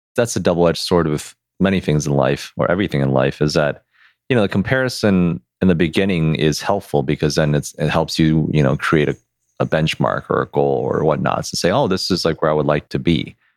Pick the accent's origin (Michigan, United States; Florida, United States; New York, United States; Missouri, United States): Michigan, United States; Detroit; we're from Detroit